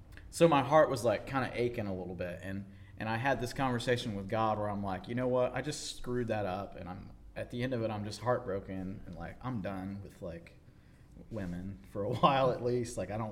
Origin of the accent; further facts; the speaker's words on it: North Carolina, United States; So I grew up on the East Coast in North Carolina, moved around a lot as a kid